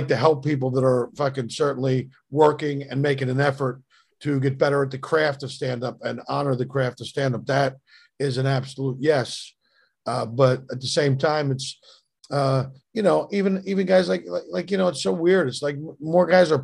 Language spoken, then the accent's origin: English; Philadelphia, Pennsylvania, United States; moved away; I was from Philly.